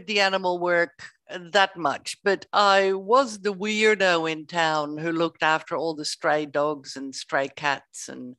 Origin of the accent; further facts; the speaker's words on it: Netherlands; moved away as an adult; also born or lived in Spain; now in Australia; I grew up in the Netherlands and sunshine didn't come about very often.